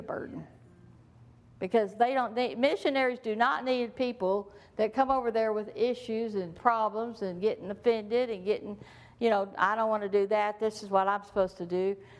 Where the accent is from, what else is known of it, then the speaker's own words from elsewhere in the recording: Texas, United States; I'm from Texas